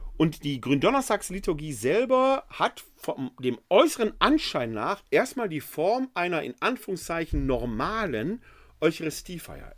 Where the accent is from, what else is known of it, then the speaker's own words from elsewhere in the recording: Ruhr area, North Rhine-Westphalia, Germany; moved away as an adult; now in Wuppertal, Germany; Gebürtig komme ich aus dem Ruhrgebiet